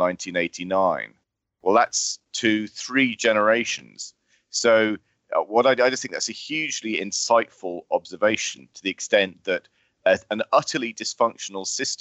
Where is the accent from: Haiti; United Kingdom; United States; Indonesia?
United Kingdom; I can only speak for myself as a Brit.